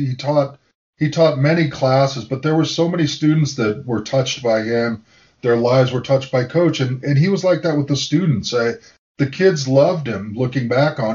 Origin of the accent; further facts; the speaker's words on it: United States; I was a local kid. I'm still in the house that I've now renovated that I grew up in Mission Hills. I live 3 miles from campus still